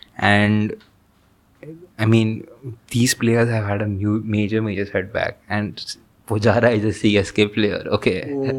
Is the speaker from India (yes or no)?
yes; India; as an Indian cricket fan, I'll just end up India's side